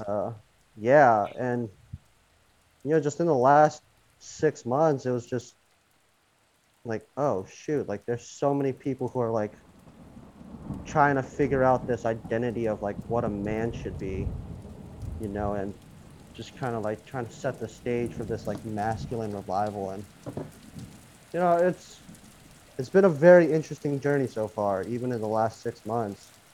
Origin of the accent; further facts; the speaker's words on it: United States; also born or lived in Korea; I moved to the States when I was a baby